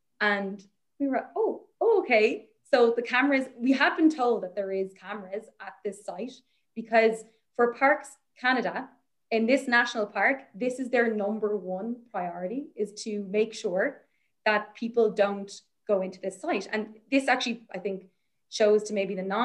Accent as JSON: {"language": "English", "country": "Ireland", "said": "I'm Irish, I'm from Ireland."}